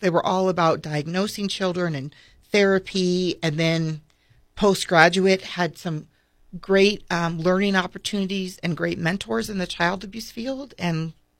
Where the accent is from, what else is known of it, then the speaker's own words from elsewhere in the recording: Vermillion, South Dakota, United States; USD is in my hometown of Vermilion.